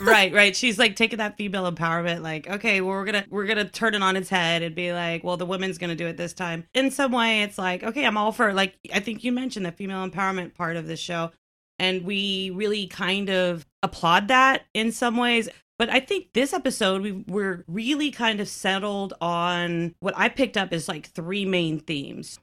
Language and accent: English; Texas, United States; I am, you know, born and raised here. I was born in Texas